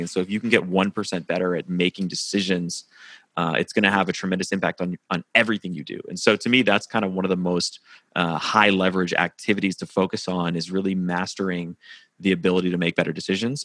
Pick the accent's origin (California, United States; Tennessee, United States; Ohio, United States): Tennessee, United States; Nashville; moved away as an adult; also born or lived in New York; I live in Nashville, Tennessee now, and I'm, I'm from Nashville originally